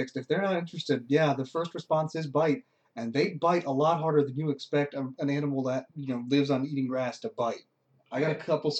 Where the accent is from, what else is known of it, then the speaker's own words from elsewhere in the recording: Florida, United States; I grew up in Florida.